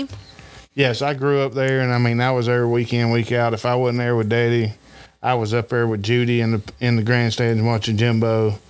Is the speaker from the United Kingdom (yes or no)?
no; Greenville, United States; I grew up around Greenville and I knew everybody.